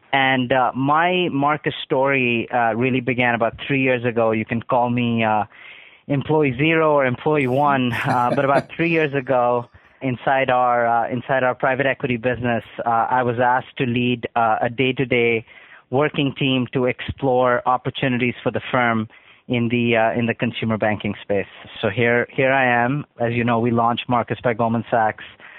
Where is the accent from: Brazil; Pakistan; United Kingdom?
Pakistan; Karachi, Sindh; moved away as an adult; also born or lived in New Hampshire, United States; now in United States; I grew up in Karachi, Pakistan, and was born and raised there and came to the U.S. almost 20 years ago to attend college